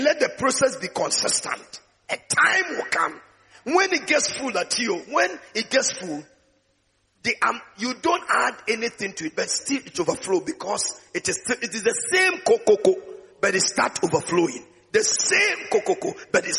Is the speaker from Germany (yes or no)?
no; Takoradi, Western Region, Ghana; I was in Takoradi. That was the place where I gave my life to Christ when I joined the Tears of Jesus